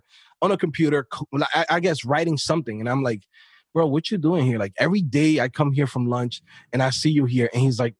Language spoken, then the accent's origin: English; New York City, New York, United States; I'm coming from an inner city. I'm from New York City, Queens, Brooklyn